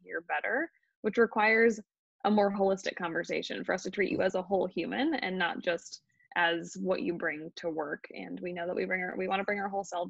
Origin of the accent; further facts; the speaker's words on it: Illinois, United States; I'm from the Illinois area, and so excited to kind of be in this back in the Midwest and be around some family and friends